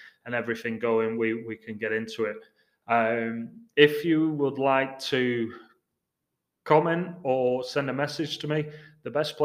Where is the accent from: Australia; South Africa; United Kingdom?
United Kingdom; England; moved away as an adult; also born or lived in Houston; now in Seattle, United States; I'm English